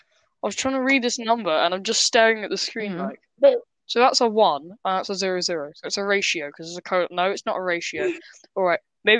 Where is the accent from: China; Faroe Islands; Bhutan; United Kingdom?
United Kingdom; We are British.